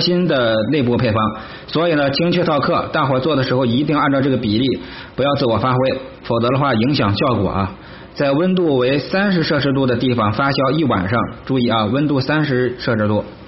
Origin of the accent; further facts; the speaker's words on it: Henan, China; 咱们河南人